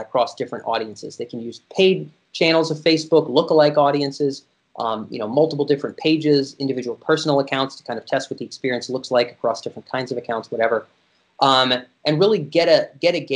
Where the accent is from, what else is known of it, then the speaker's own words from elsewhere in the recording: United States; I was born in America